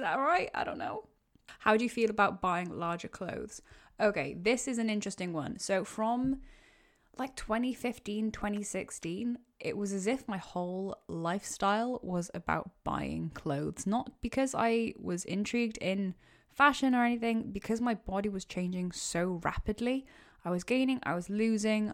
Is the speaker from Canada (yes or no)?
no; Wales, United Kingdom; also born or lived in Cardiff; I'm, uh, Welsh